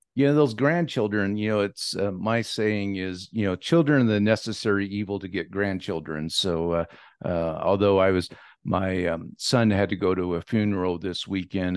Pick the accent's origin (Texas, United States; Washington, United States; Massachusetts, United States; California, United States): Washington, United States; Dixie; also born or lived in Walla Walla, Washington; I was born in Walla Walla, but I grew up in Dixie, Washington